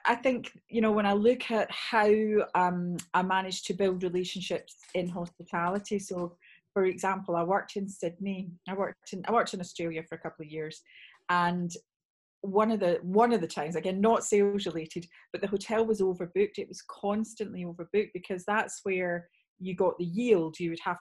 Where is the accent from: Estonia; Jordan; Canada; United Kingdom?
United Kingdom; Scotland; moved away; also born or lived in Bath; although I'm from Bath, I'm actually Scottish.